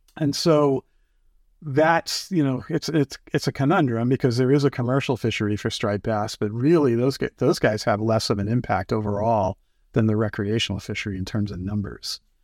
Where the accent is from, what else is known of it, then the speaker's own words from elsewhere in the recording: East Coast, United States; also born or lived in Cape Cod; now in Puget Sound, United States; I grew up on the East Coast. My folks are still there. We have a place on the, on Cape Cod.